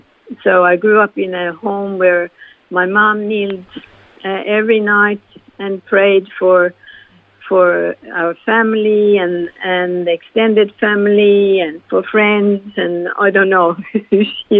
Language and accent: English; Norway; English is a second language; Yes, I grew up there and I had lovely parents